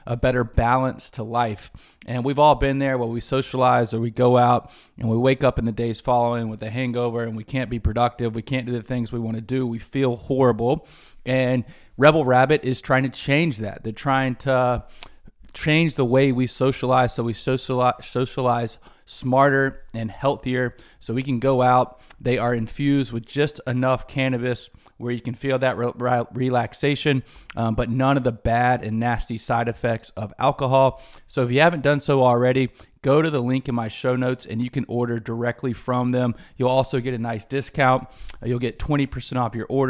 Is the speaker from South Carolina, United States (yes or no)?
yes; Greenville, South Carolina, United States; my hometown of Greenville, South Carolina